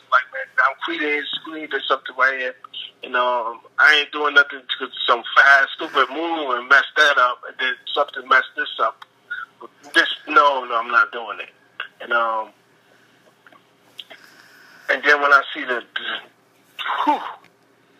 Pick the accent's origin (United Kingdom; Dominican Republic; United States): United States; New York City, New York; also born or lived in Queens, New York; I'm born and raised in Brooklyn, New York City, Project Brooklyn, but I used to live in Queens sometimes